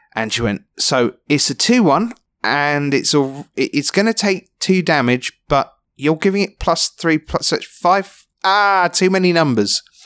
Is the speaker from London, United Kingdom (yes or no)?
yes; London, United Kingdom; I was, gr-, grew up in London